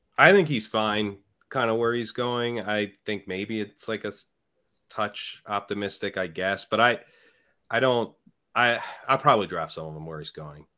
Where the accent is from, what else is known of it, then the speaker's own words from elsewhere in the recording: near Philadelphia, Pennsylvania, United States; I grew up near Philadelphia